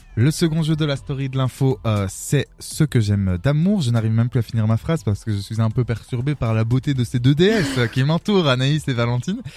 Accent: Arlon, Wallonia, Belgium; moi je viens d'Arlon

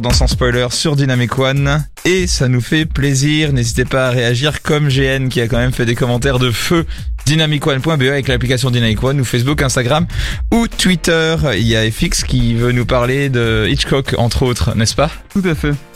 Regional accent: France; je suis français

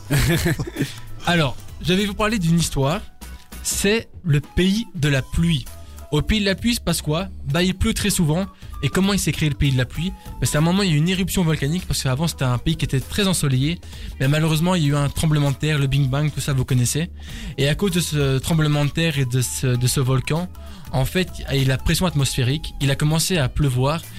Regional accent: Florida, United States; Je viens de Floride

